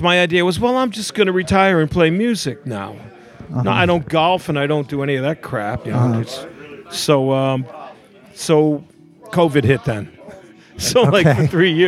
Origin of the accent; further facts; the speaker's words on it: Paterson, New Jersey, United States; I was born in Paterson, New Jersey.